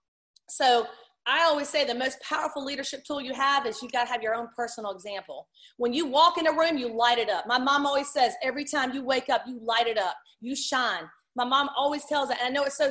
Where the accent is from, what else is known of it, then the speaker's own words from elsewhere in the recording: Virginia, United States; I'm from Virginia.